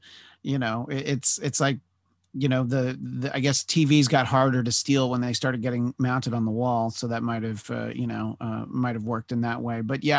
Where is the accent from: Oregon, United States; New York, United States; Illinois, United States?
New York, United States; moved away; And I grew up in New York, but I've lived out here for 17 plus years now.